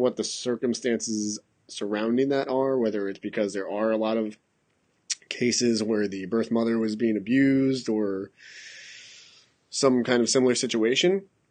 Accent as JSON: {"language": "English", "town": "Masan", "region": "South Gyeongsang", "country": "South Korea", "tie": "born there", "said": "but I was born in Masan, which is actually close to Busan relative to, like, you know, Seoul."}